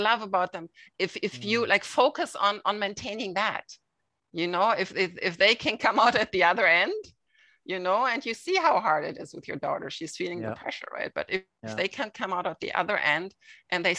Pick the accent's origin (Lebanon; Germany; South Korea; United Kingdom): Germany; moved away as an adult; now in Toronto, Canada; I'm from Germany